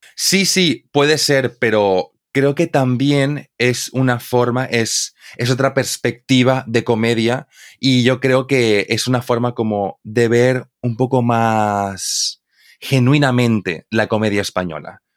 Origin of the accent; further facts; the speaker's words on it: Santa Cruz de la Sierra, Santa Cruz, Bolivia; Santa Cruz, de la Sierra, de donde yo soy en Bolivia, tenemos unos diminutivos exclusivos de, nuestra, de nuestro dialecto